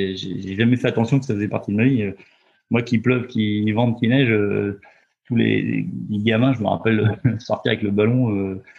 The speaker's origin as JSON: {"language": "French", "town": "Roanne", "region": "Auvergne-Rhône-Alpes", "country": "France", "tie": "born or raised there", "moved": "as an adult", "lives_now": "Loir-et-Cher, France", "said": "je suis, originaire de Rhône-Alpes, je suis né à Rouen, à côté de Saint-Étienne. Euh, j'ai vécu beaucoup de temps euh, en Rhône-Alpes, 25 ans"}